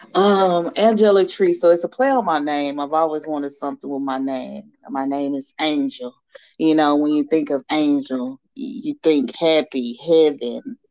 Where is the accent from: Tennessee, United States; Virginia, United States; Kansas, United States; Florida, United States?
Tennessee, United States; Nashville; also born or lived in Chattanooga; I was born in Chattanooga, but, you know, really from Nashville. I've been here since I was five.